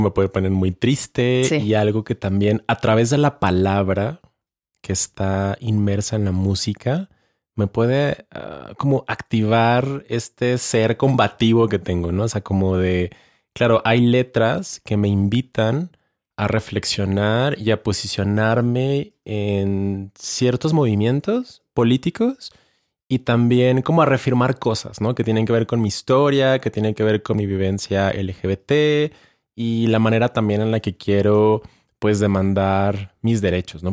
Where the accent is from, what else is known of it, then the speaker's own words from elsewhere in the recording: Ciudad Juárez, Chihuahua, Mexico; yo también soy de la frontera, yo soy de Ciudad Juárez.